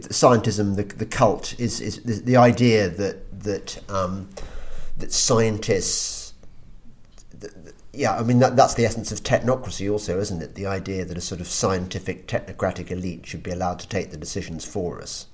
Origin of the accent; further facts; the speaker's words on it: England, United Kingdom; we're English.